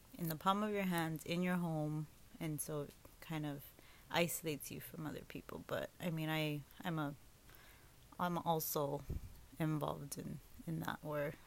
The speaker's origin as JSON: {"language": "English", "town": "Los Angeles", "region": "California", "country": "United States", "tie": "born or raised there", "said": "I grew up here in Los Angeles and grew up with my two older brothers"}